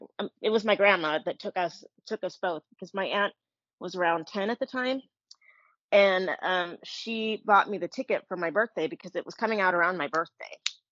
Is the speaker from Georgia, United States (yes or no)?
no; Bay Area, California, United States; I grew up in the Bay Area, so I was actually close to the Coronet Theater.